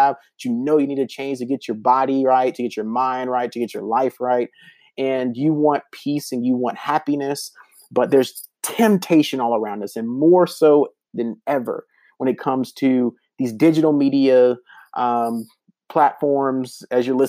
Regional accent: the South, United States; moved away; I grew up in the South

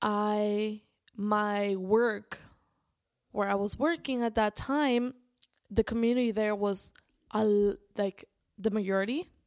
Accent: Spain; I was raised in Spain

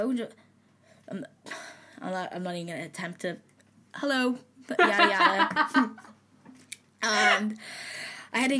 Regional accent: Belfast, Northern Ireland, United Kingdom; accent: Irish; moved away; I'm from Belfast, I just go to uni here

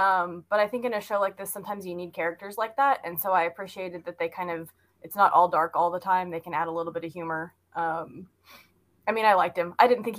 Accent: Southern California, United States; I grew up in Southern California in the 80s

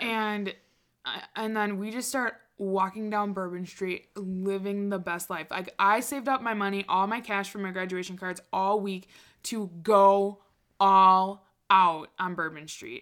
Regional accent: Wisconsin, United States; I was from Wisconsin

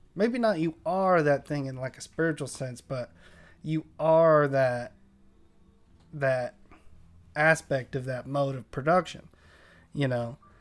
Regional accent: San Diego, California, United States; where I grew up in Linda Vista

